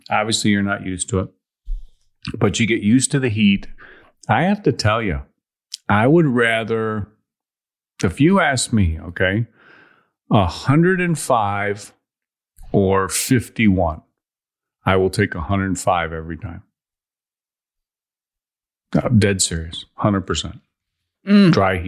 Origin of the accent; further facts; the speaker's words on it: Chicago, Illinois, United States; I'm from Chicago.